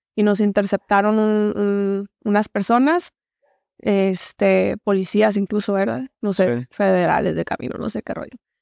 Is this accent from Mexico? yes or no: yes; Hermosillo, Sonora, Mexico; Soy originaria de aquí, de Hermosillo, Sonora. Este, de aquí, de aquí soy. Orgullosamente sonorense